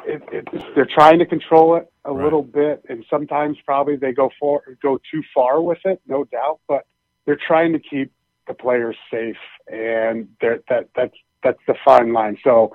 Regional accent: Pennsylvania, United States; moved away; also born or lived in Iowa / Boston; I grew up in Pennsylvania.

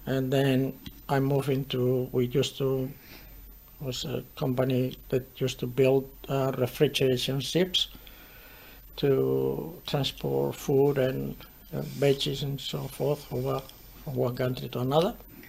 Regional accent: southern Spain, Spain; I was from South Spain. South Spain, they got a little bit of dialect. Or accent.

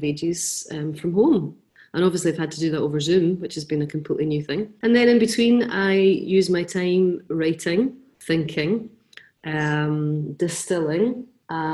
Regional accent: Quarriers Homes, Renfrewshire, Scotland, United Kingdom; now in Greenock, United Kingdom; I was raised in a really kind of unconventional home. My parents were house parents at a place called Quarriers Homes

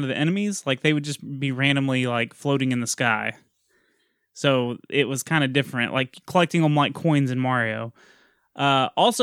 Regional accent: Texas, United States; I'm Texan

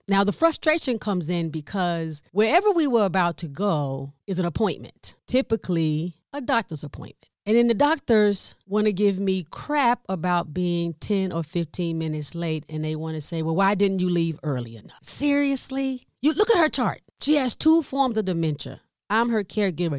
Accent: the South, United States; I'm from the South, Southern part of the United States

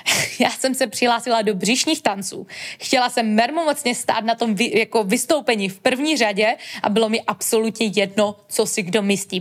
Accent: Český Těšín, Moravian-Silesian Region, Czechia; pocházím z malého města, z Českého Těšína

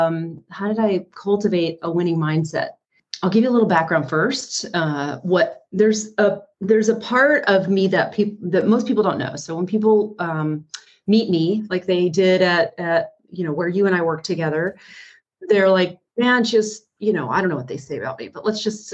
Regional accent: East Coast, United States; I grew up on the East Coast in a very chaotic and abusive environment.

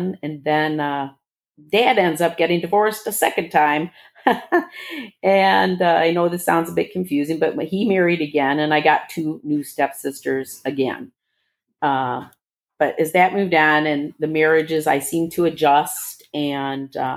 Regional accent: Bloomfield Hills, Michigan, United States; also born or lived in Detroit, Michigan / Dearborn, Michigan; I was born in Detroit, but in Dearborn, shortly thereafter moved to Bloomfield Hills, Michigan

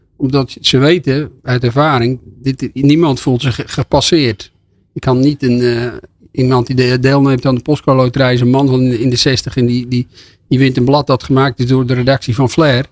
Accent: Volendam, North Holland, Netherlands; Ik kom uit Volendam

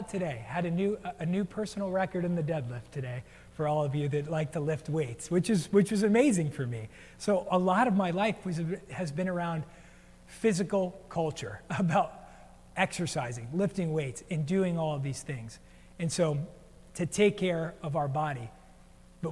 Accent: United States; also born or lived in New Jersey; now in Portland, United States; I grew up in New York and New Jersey, and we grew up on the coast

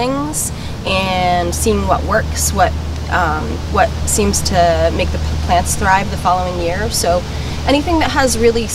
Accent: Vermont, United States; now in Maine & New Hampshire seacoast, United States; I grew up in Vermont

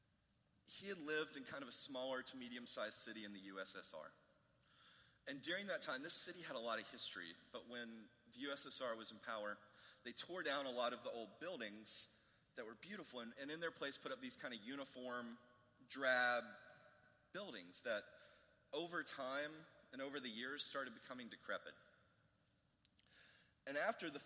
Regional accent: United States; he could have identified me as an American

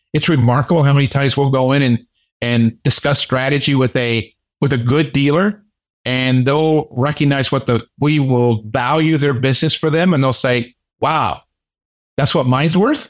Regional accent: United States; being an American

